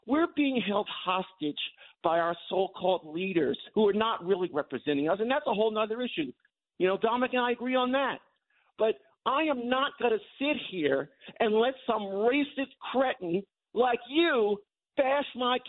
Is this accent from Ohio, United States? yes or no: no; Long Island, New York, United States; now in Bronx, New York, United States; I grew up in Long Island.